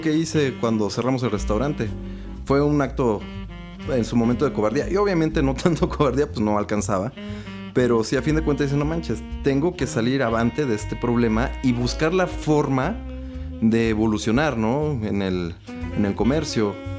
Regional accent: Mexico

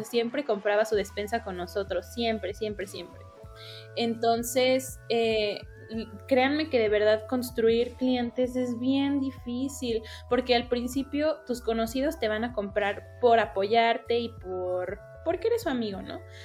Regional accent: Mexico

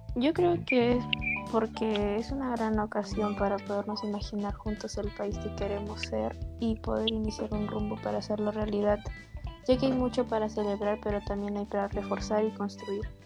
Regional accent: Peru

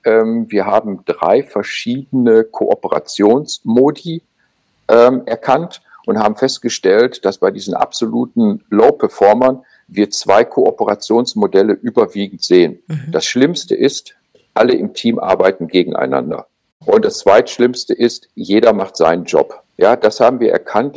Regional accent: Germany; bei uns in Deutschland

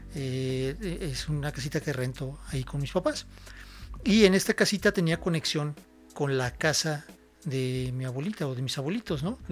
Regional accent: San Miguel de Allende, Guanajuato, Mexico; also born or lived in Celaya; soy este originario de San Miguel, soy san miguelense de corazón, he vivido toda mi vida aquí en San Miguel

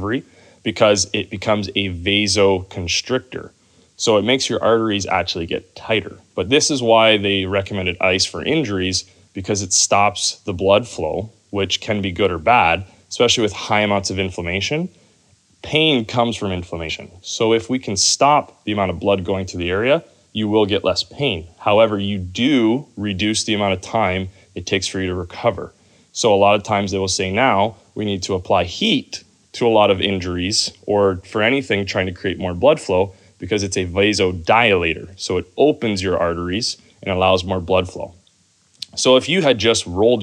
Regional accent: Canada; I'm coming from Canada and I'm a pretty fortunate athlete growing up

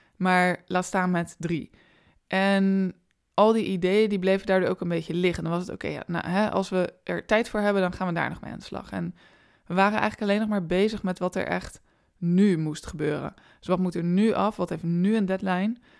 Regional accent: Rotterdam, South Holland, Netherlands; ik ben ook een Rotterdamse.

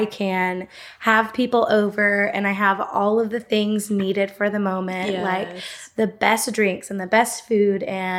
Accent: Gainesville, Georgia, United States; I'm from Gainesville, Georgia

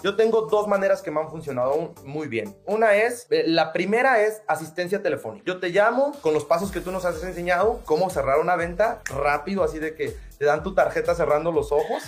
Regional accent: Mexico; now in United States; yo soy mexicano

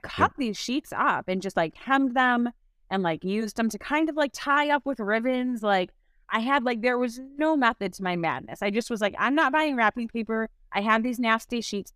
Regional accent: Milwaukee, Wisconsin, United States; also born or lived in St. Louis, Missouri / Madison, Wisconsin; I grew up in Saint Louis, but then ended up moving to Milwaukee when I was in middle school. So, I, um, I consider myself a Milwaukeean

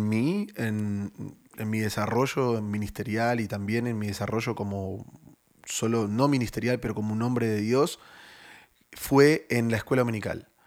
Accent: Buenos Aires, Argentina; Pero yo oh. originalmente soy de Buenos Aires.

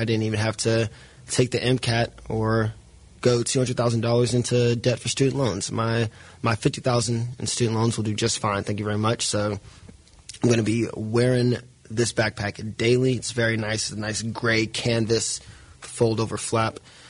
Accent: Mississippi, United States; moved away; In my hometown back in Mississippi, we had one Goodwill

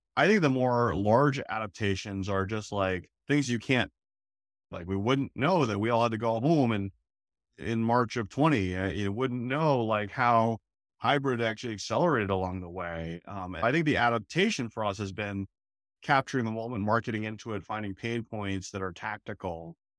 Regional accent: Oakland, California, United States; moved away as an adult; now in Boston, United States; I'm actually a West Coast guy, I grew up in Oakland

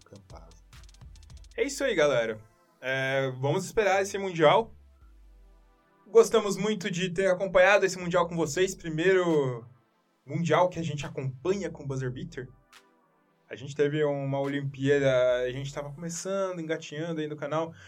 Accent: Brazil; A gente é brasileiro

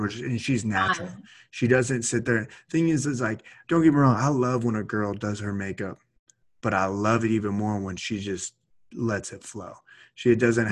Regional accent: United States; my home state

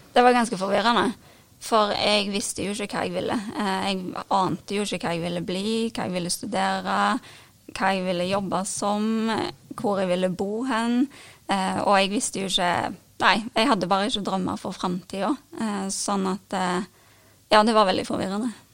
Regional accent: Karmøy, Rogaland, Norway; moved away as an adult; also born or lived in Ålgård; now in Stavanger, Norway; jeg bor nå i Stavanger, eh, men jeg kommer fra Karmøy.

